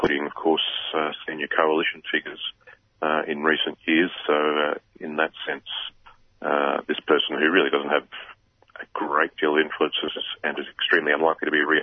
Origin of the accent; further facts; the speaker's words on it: Queensland, Australia; as a Queenslander